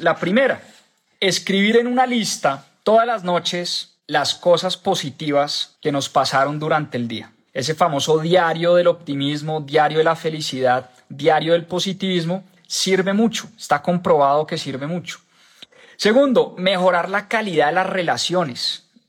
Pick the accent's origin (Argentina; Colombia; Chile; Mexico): Colombia; en mi país, en Colombia